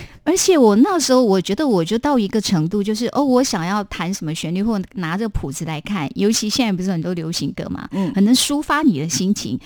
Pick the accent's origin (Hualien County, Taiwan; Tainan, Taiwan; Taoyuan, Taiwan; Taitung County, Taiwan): Tainan, Taiwan; 我们台南人喜欢说我是辅臣人